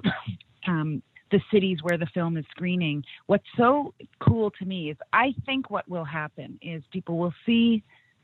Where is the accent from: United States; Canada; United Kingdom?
Canada; I'm Canadian